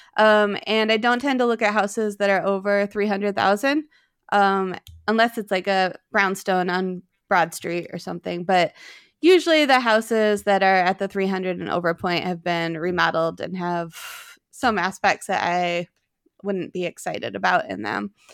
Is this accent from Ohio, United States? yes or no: no; East Aurora, New York, United States; moved away as an adult; also born or lived in South Philadelphia; now in Philadelphia, United States; I grew up in East Aurora, New York. It's right outside of Buffalo